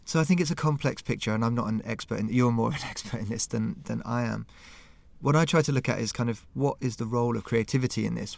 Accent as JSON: {"language": "English", "region": "London", "country": "United Kingdom", "moved": "yes", "lives_now": "Stockholm, Sweden", "said": "I'm from London"}